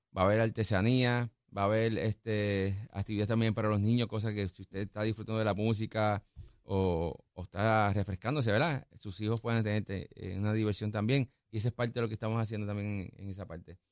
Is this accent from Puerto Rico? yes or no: yes; Guaynabo, Puerto Rico; mi pueblo, quien me vio crecer